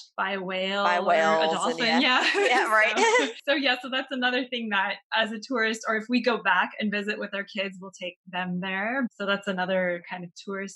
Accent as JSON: {"language": "English", "region": "Southern California", "country": "United States", "tie": "born or raised there", "also_born_or_lived": "San Diego / Los Angeles / Palm Springs", "moved": "as an adult", "lives_now": "France", "said": "I was born in San Diego and then I grew up kind of, I guess, between LA and Palm Springs"}